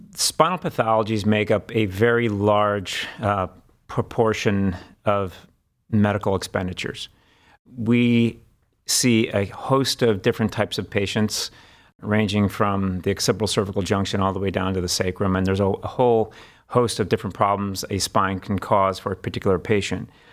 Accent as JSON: {"language": "English", "town": "Cleveland", "region": "Ohio", "country": "United States", "also_born_or_lived": "Washington, D.C. / Los Angeles / Memphis", "said": "I'm actually from Cleveland"}